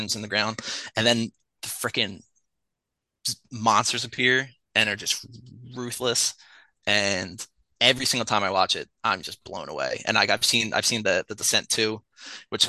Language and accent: English; Philadelphia, Pennsylvania, United States; I'm a Philadelphian. I'm from Philadelphia.